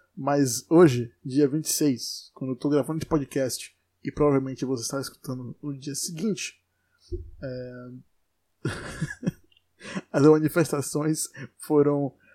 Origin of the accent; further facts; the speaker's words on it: Brazil; eu sou brasileiro